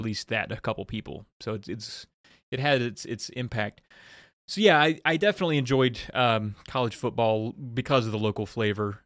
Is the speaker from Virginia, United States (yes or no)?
yes; about an hour from Blacksburg, Virginia, United States; born or raised there